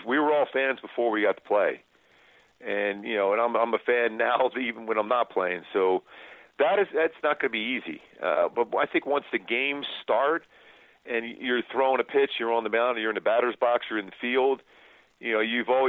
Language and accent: English; Philadelphia, Pennsylvania, United States; moved away; growing up in Philly